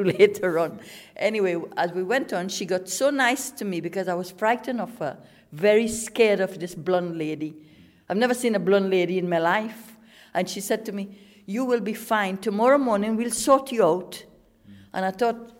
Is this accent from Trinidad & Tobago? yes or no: yes; Trinidad & Tobago; moved away as an adult; also born or lived in England; now in United Kingdom; I came from Trinidad. I was 18 years old. I came in 1968